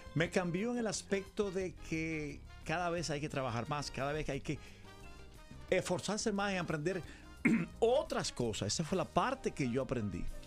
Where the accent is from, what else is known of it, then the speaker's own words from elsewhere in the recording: Dominican Republic; Yo soy dominicano